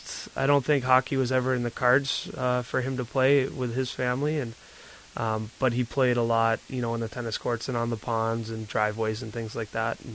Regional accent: Davenport, Iowa, United States; moved away as an adult; also born or lived in Buffalo, New York; Raised in Davenport, Iowa, the Quad Cities. We moved there when I was six from Buffalo, New York. And I was there, lived there until I went off to college

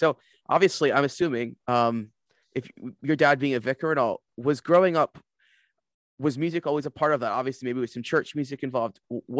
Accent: United States; now in Aberdeen, United Kingdom; And as an American, Desert Island Discs was quite a foreign concept to me

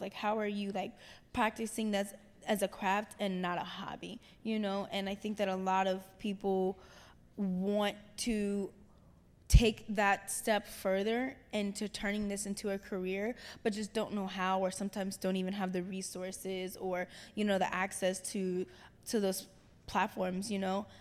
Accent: Cincinnati, Ohio, United States; I'm from Cincinnati, Ohio

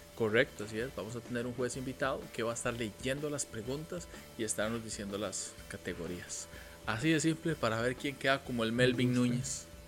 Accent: Costa Rica; yo soy más tico que gallo pinto

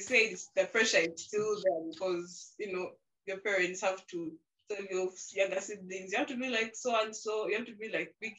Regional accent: Masaka, Central Region, Uganda; my time has been spent in Masaka. So I've grown up from Masaka. I speak Luganda

